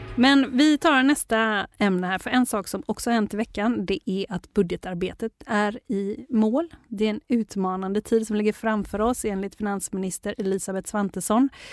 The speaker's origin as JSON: {"language": "Swedish", "country": "Sweden", "said": "som svensk"}